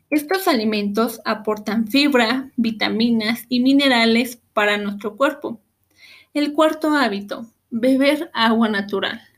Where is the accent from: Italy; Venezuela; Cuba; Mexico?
Mexico; como mexicanos debemos conocer las guías de alimentación, así como la guía de hidratación. En nuestro país, estas guías se conocen como el plato del bien comer